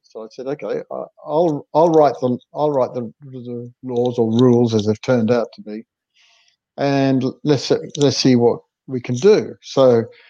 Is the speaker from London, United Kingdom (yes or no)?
no; Yorkshire and the Humber, United Kingdom; I was born in Yorkshire